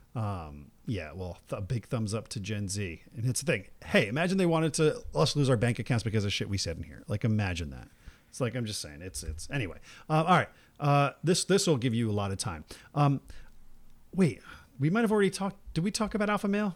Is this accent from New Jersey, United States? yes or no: yes; New Jersey, United States; now in California, United States; I grew up in New Jersey.